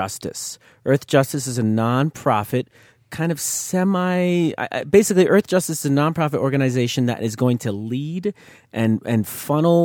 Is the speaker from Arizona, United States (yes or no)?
no; New York, United States; I'm a northerner from New York, of all places